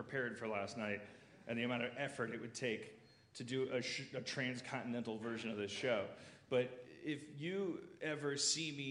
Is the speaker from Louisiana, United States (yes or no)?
no; Milwaukee, Wisconsin, United States; moved away; Madison and Milwaukee, my hometown